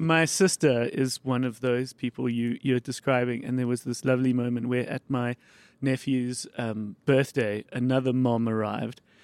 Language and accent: English; Johannesburg, Gauteng, South Africa; So I grew up in Bryanston